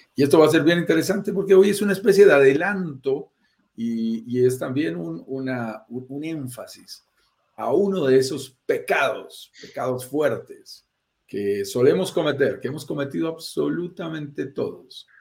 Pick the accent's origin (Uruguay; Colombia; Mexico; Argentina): Colombia; also born or lived in Bogotá, Colombia; Yo vivo en Bogotá, Colombia, soy colombiano, como tú lo sentirás en mi acento